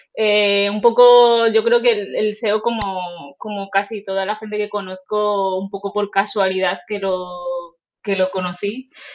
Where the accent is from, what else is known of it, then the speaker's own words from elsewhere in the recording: Toledo, Castilla-La Mancha, Spain; also born or lived in Japan; venir vengo de Toledo.